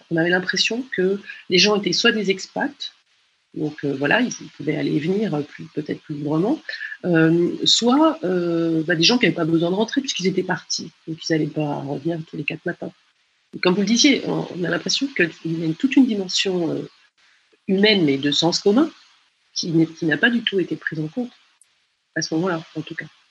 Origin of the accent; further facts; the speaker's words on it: France; moved away as an adult; also born or lived in Chile; en tant que Française euh, au Chili